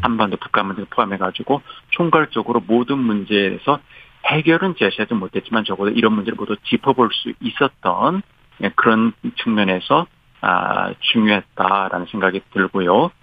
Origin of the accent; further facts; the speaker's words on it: South Korea; now in United States; 한국 사람으로서